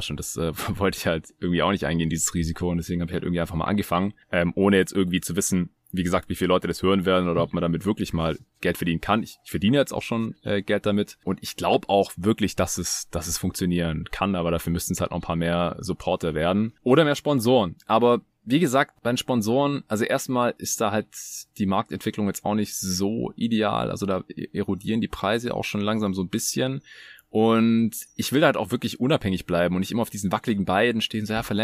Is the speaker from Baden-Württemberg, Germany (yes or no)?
yes; Baden-Württemberg, Germany; ich bin Schwabe, so wir sind so geboren, wir können da nichts dafür.